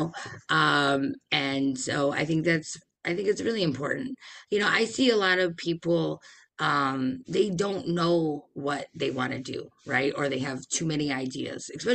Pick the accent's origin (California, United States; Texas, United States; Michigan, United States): Michigan, United States; Detroit; I'm from Detroit. This is the Motor City.